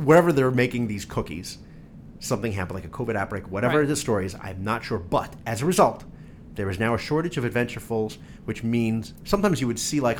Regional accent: New Jersey, United States; I'm from Jersey.

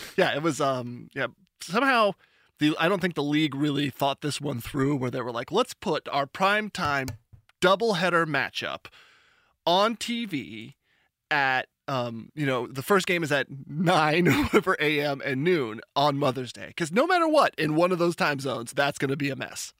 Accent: Seattle, Washington, United States

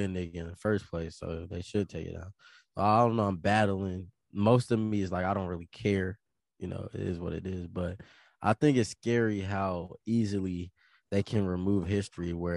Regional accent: United States; I gotta be an American and I gotta be a black person

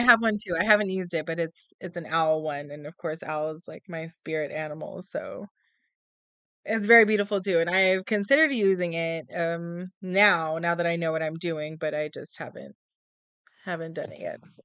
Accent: San Antonio, Texas, United States; also born or lived in South Carolina / California; I was born and raised in San Antonio, Texas, and, you know, grew up here all my life

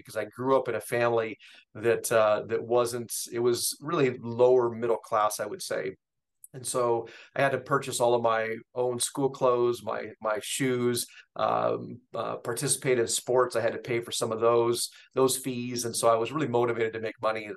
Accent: Seattle, Washington, United States; born and raised in Seattle

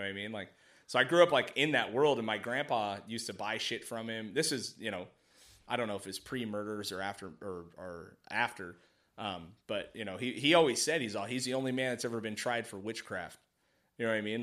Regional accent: Mojave Desert, California, United States; I grew up in the desert, right? Like, way out in Mojave

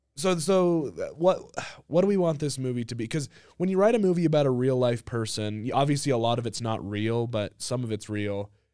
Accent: United States; I'm American

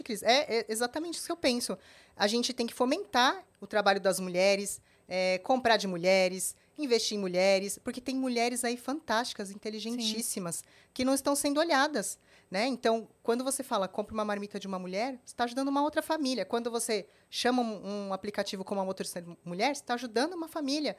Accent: Brazil; Eu sou brasileira

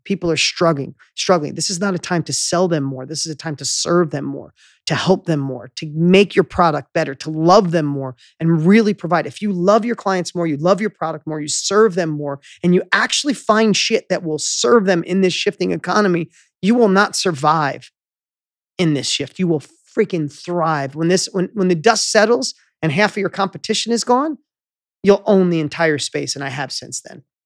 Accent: upstate New York, United States; moved away; in my hometown where I grew up in upstate New York, little town of 6,000

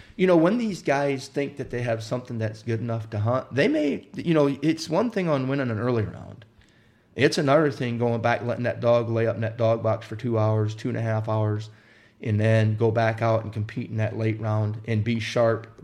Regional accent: Wisconsin, United States; also born or lived in Indiana; I grew up in Wisconsin, or I was born in Indiana, and we moved to Wisconsin when I was five years old

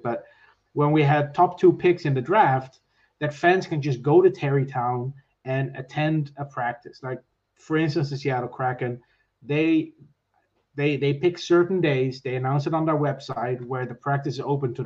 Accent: Netherlands; moved away as an adult; now in Ireland; I'm from the Netherlands, so my family still lives there. I now live in Ireland.

